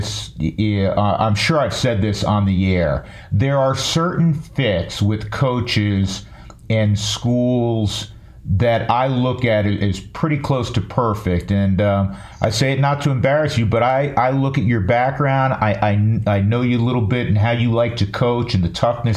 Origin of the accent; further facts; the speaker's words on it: New York, United States; I grew up in New York and I've been a lifelong New York Giant fan